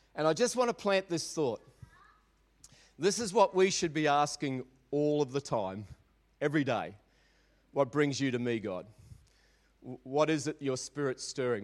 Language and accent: English; Maribyrnong, Victoria, Australia; I grew up in Maribyrnong